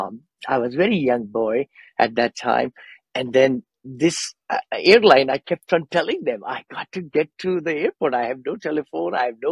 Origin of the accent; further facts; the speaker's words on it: India; moved away as an adult; also born or lived in San Francisco Bay Area; now in San Francisco, United States; I came from India many, many years back, 46 years back, actually, 46 or so. I'm an engineer from there. I grew up with six siblings and parents